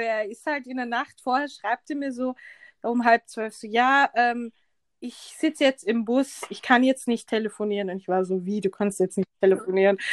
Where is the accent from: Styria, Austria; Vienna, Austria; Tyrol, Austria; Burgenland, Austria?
Vienna, Austria; ich bin Wienerin